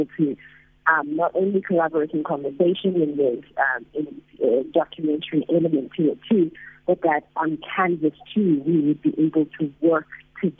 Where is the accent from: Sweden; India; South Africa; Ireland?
South Africa; moved away